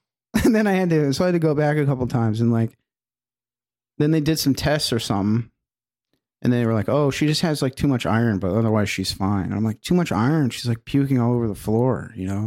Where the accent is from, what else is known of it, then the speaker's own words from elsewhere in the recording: Edmonton, Alberta, Canada; Edmonton, my hometown.